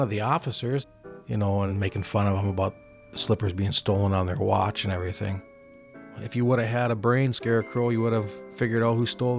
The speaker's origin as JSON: {"language": "English", "town": "Grand Rapids", "region": "Minnesota", "country": "United States", "tie": "born or raised there", "said": "I grew up in Grand Rapids"}